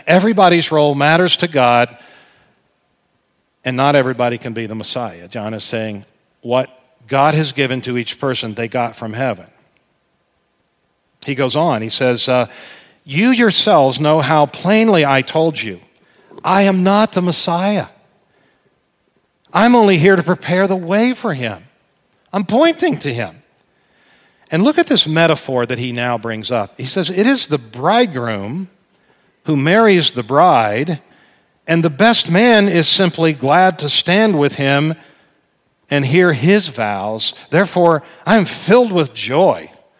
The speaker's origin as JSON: {"language": "English", "town": "Indianapolis", "region": "Indiana", "country": "United States", "said": "I'm from Indianapolis and a Colts fan"}